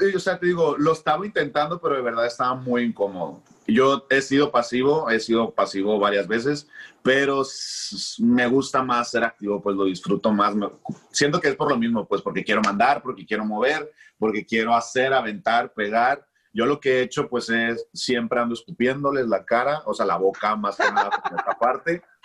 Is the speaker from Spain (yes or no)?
no; Culiacán, Sinaloa, Mexico; also born or lived in Mexico City; Soy de Culiacán, Sinaloa, y ahorita acá andamos viviendo en el norte